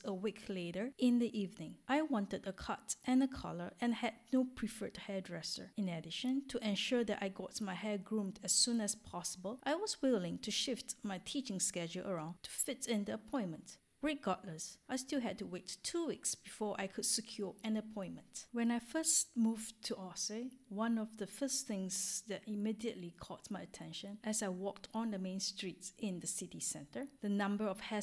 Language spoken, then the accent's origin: English; Singapore; moved away as an adult; now in France